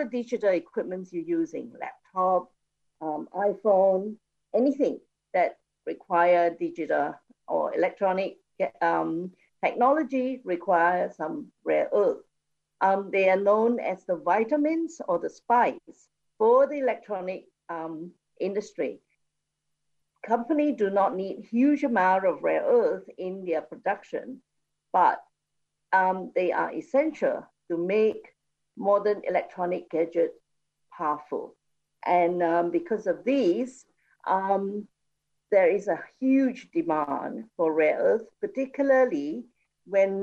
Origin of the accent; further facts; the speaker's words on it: Kuantan, Pahang, Malaysia; And Kuantan is my hometown.